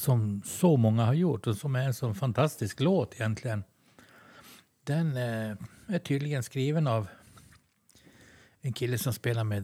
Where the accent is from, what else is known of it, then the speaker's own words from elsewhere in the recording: Sweden; vi är ju svenskar.